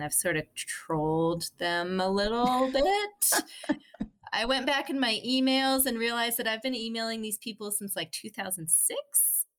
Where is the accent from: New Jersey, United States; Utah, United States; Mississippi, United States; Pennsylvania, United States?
Utah, United States; Park City; we grew up in a very beautiful place in Park City in Utah